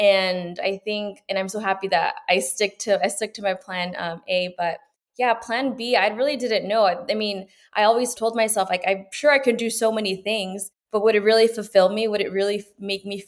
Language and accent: English; Los Banos, California, United States; born or raised there; also born or lived in Peru / Gustine, California